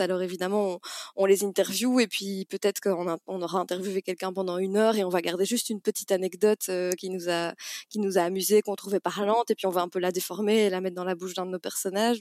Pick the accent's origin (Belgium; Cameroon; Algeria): Belgium; Namur, Wallonia; now in Brussels, Belgium; la ville où j'ai grandi, à Namur